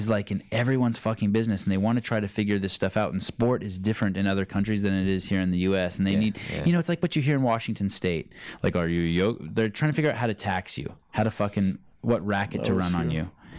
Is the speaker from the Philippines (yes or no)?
no; Armenia; English is a second language; It's too bad there's not a gym in Armenia, in my home country.